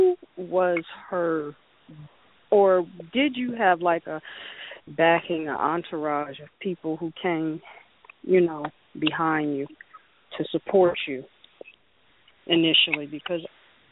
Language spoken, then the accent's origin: English; Ohio, United States; I'm from Ohio.